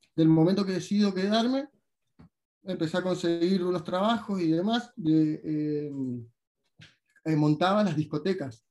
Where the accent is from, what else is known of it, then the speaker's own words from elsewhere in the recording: Paraná, Entre Ríos, Argentina; moved away as an adult; also born or lived in Buenos Aires; now in Ibiza, Spain; yo vivía en el barrio médico desde muy chiquito y que justamente estaba ahí a cinco minutos del plumazo